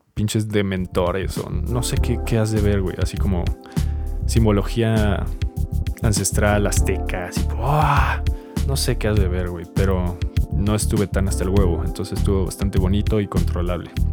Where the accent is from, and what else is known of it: Mexico